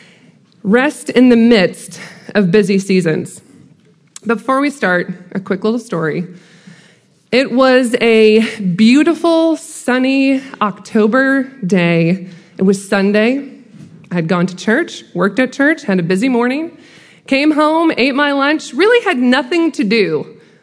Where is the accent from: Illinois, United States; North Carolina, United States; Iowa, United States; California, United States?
Iowa, United States; now in Macon, United States; I do currently live in Macon, Georgia, but I'm not originally from Georgia. I'm from Iowa.